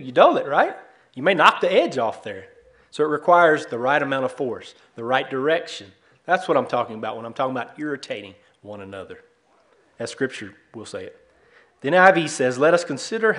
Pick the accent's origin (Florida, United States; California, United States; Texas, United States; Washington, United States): Texas, United States; East; moved away as an adult; now in Dover, United States; We're originally from East Texas, what I'd call God's country